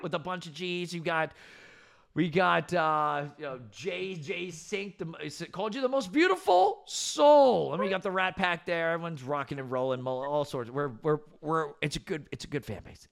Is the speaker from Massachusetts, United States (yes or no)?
no; central New Jersey, United States; born and raised in Jersey my whole entire life